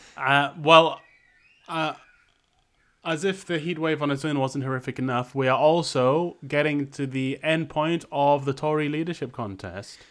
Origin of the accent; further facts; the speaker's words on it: Malaysia; moved away; growing up in Malaysia, growing up in the developing world